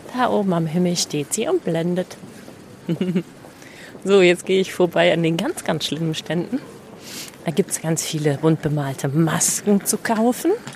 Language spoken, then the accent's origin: German; Celle, Lower Saxony, Germany; in meiner Heimatstadt Celle